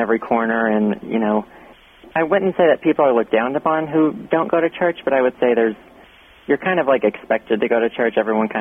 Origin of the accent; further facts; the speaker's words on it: central Arkansas, United States; I grew up in a very, very small town in central Arkansas.